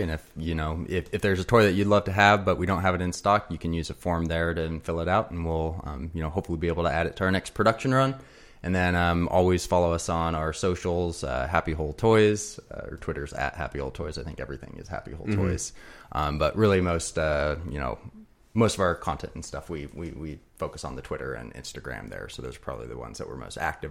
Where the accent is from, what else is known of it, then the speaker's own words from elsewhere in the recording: Pacific Northwest, United States; growing up in the Pacific Northwest